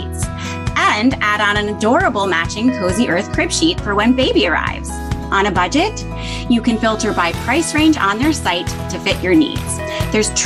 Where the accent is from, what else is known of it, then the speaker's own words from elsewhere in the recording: Greenwich, Connecticut, United States; now in Manhattan, United States; I grew up in Greenwich, Connecticut.